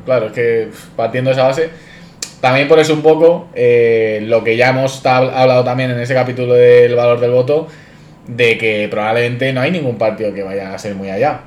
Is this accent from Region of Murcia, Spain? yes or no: no; Madrid, Community of Madrid, Spain; yo como madrileño